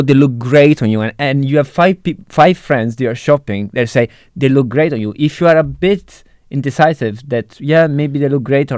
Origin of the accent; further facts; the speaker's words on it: Italy; moved away; growing up in Italy